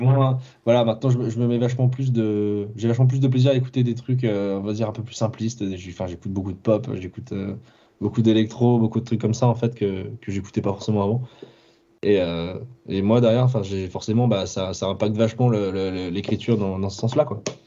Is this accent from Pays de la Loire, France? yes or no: no; Ville-d'Avray, Île-de-France, France; also born or lived in Clamart; je, suis né à Clamart et j'ai grandi à Ville d'Avray, donc. Euh, enfin, c'est, c'est entre Sèvres et Versailles